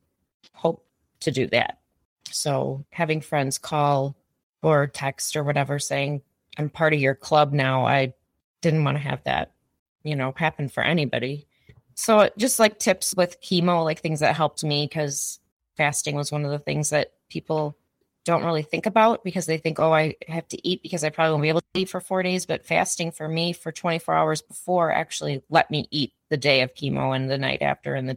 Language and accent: English; Illinois, United States; also born or lived in East Coast; I'm from Illinois. I've lived in Illinois 99% of my life